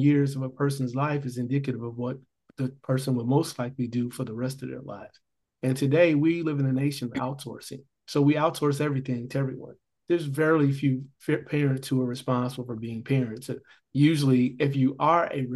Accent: Gary, Indiana, United States; I grew up in Gary, Indiana.

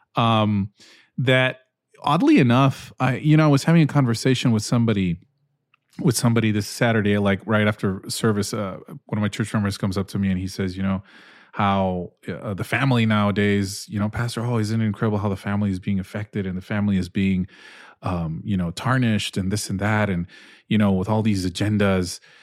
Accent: Peru; moved away; I grew up in Peru

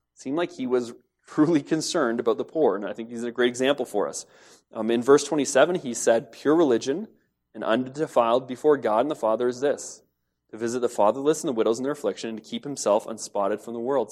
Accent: London, United Kingdom; I grew up in Lambeth. It's just outside of London. It's part of London now.

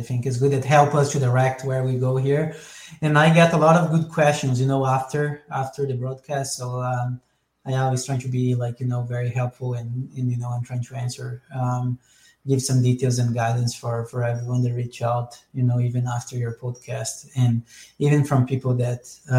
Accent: Brazil; I'm also from Brazil.

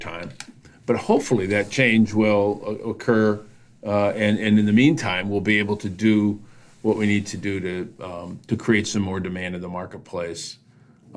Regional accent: Flint, Michigan, United States; my hometown of Flint

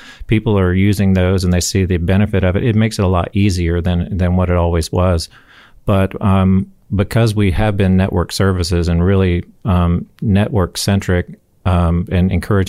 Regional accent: Huntsville, Alabama, United States; I'm from Huntsville.

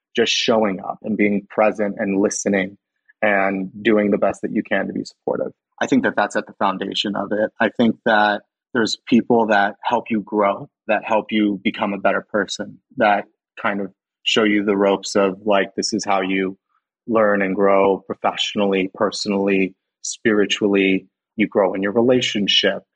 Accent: Los Banos, California, United States; I went to high school in Los Banos

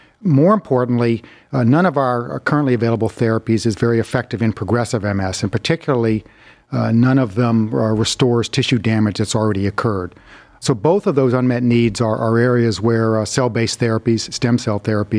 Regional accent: North Carolina, United States; born there; Well, originally I was born in North Carolina.

